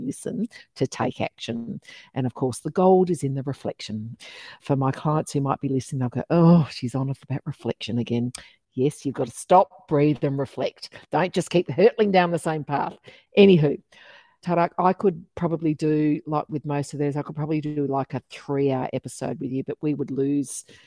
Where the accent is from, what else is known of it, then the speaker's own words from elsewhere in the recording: Geraldton, Western Australia, Australia; now in Melbourne, Australia; my hometown of Midwest Geraldton in, in Midwest Western Australia